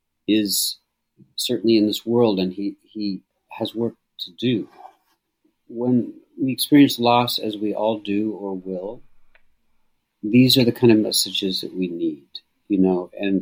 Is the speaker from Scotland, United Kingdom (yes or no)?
yes; Scotland, United Kingdom; I'm Scottish.